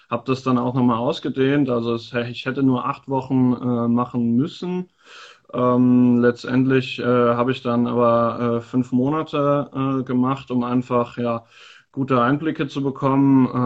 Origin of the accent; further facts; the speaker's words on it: Eifel, Germany; born there; äh, bin 24 Jahre alt, gebürtig aus der Eifel und jetzt seit zwei Jahren dabei beim FSV Frankfurt.